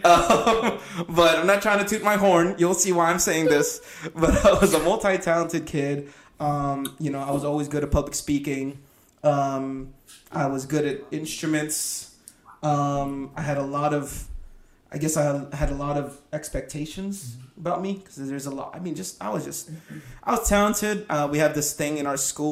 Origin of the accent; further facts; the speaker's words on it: Philippines; I was born in the Philippines.